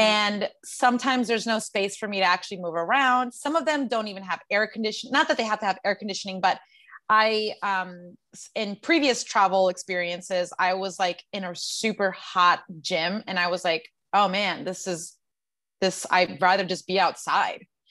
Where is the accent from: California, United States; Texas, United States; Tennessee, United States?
Texas, United States; San Antonio; moved away as an adult; also born or lived in Queens, New York / Los Angeles / Colombia (ancestry); I was born in Queens, New York. I was raised in San Antonio, Texas, and I moved to Los Angeles when I was 18